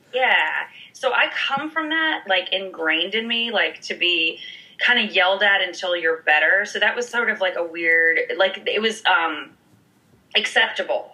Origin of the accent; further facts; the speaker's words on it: Montgomery, Alabama, United States; also born or lived in New York City; now in Los Angeles, United States; I grew up in Alabama, specifically Montgomery